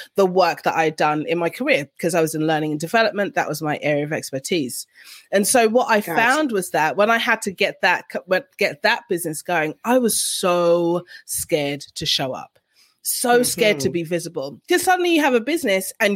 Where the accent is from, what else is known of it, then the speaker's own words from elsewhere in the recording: London, United Kingdom; moved away as an adult; now in Canberra, Australia; I'm originally from London and I live in Canberra, Australia.